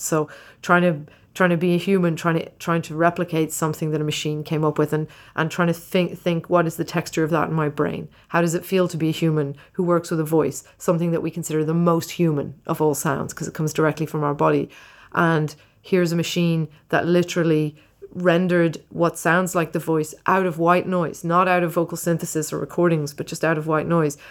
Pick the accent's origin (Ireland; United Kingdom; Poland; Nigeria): Ireland; when I was growing up in Ireland, it was very poor.